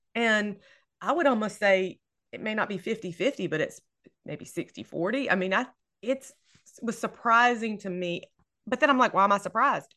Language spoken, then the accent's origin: English; Louisiana, United States; I am from Louisiana, I'm in Louisiana, and I love setting books here, um, and I'm in North Louisiana